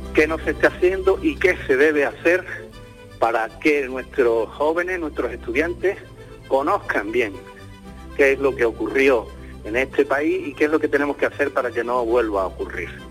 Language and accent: Spanish; Andalusia, Spain; Nos reconocen como andaluz, a mí me reconocen como andaluz